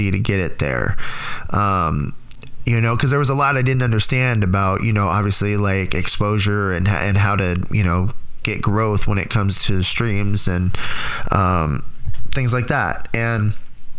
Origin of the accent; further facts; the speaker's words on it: Tracy, California, United States; moved away; Growing up in Tracy, I always had my friends